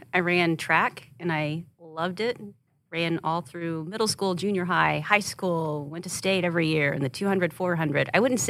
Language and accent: English; Rush Springs, Oklahoma, United States; I grew up in Oklahoma. I grew up in Rush Springs.